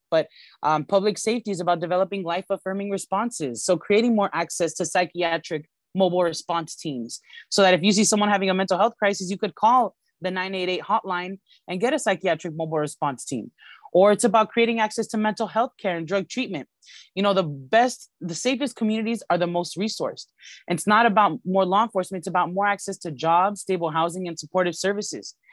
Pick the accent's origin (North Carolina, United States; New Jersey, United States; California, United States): California, United States; Los Angeles; I was born and raised in Highland Park in C D one. I've lived here my whole life for over thirty years